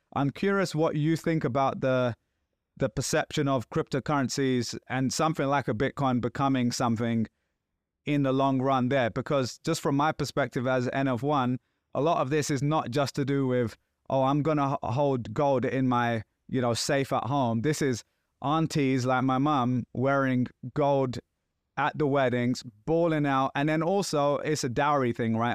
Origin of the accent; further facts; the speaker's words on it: Pakistan; moved away; being Pakistani